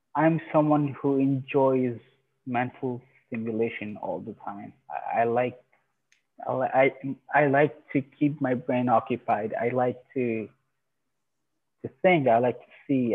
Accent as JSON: {"language": "English", "country": "Iran", "moved": "yes", "lives_now": "Canada", "said": "I'm originally from Iran"}